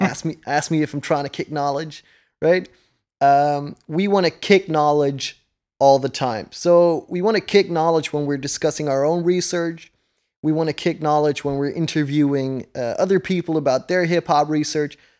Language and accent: English; Netherlands; first language Dutch; English is a second language; I'm from the Netherlands, so English isn't, like, a native language here or anything. It's, uh, it's my second language.